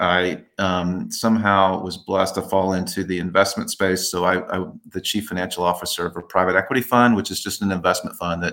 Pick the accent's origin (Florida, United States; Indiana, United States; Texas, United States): Texas, United States; Dallas; I grew up in Dallas. I still live in Dallas